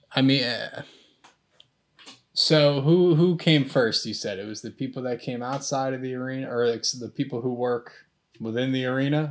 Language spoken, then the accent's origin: English; United States; I'm an American